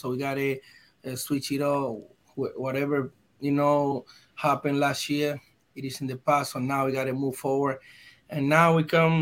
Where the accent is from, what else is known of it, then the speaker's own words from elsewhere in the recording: Dominican Republic; English is a second language; moved away; I come from Dominican Republic. So as a Latin guy